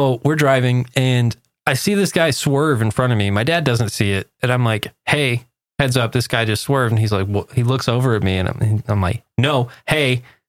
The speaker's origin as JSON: {"language": "English", "region": "Texas", "country": "United States"}